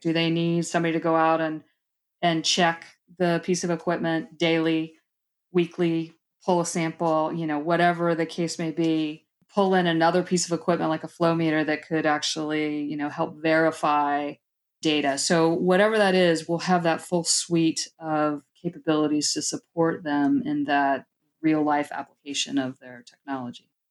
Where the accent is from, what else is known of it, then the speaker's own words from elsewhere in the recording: Tampa, Florida, United States; moved away as an adult; now in Georgia, United States; I was born and raised in South Florida, actually Tampa, and then spent about twenty years in South Florida on the East Coast